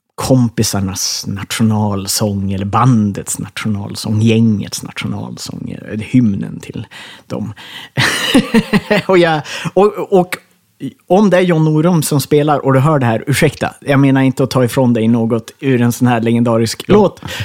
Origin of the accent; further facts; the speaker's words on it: Ersmark, Västerbotten County, Sweden; moved away as an adult; also born or lived in Skellefteå; Jag är född i Skellefteå på lasarettet där, men jag växte upp i Ersmark i Kågedalen